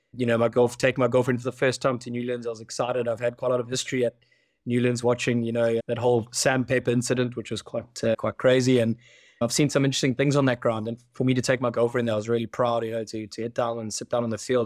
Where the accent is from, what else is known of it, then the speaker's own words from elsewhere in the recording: South Africa; as a South African